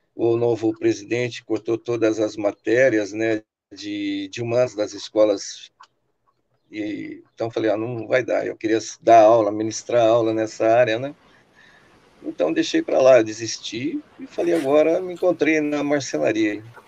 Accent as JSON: {"language": "Portuguese", "town": "Sorocaba", "region": "São Paulo", "country": "Brazil", "tie": "born or raised there", "moved": "yes", "lives_now": "Rio Claro, Brazil", "said": "Eu moro hoje na cidade de Rio Claro, São Paulo. Mas sou sorocabano"}